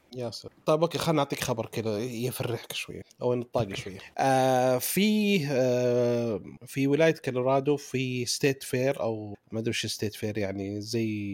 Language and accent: Arabic; Saudi Arabia; عندنا في السعوديه